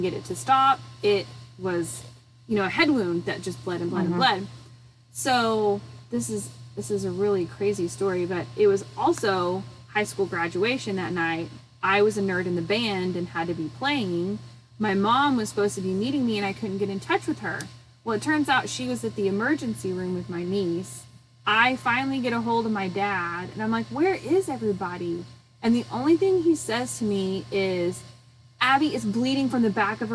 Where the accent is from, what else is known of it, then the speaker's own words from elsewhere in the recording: Arkansas, United States; I'm from Arkansas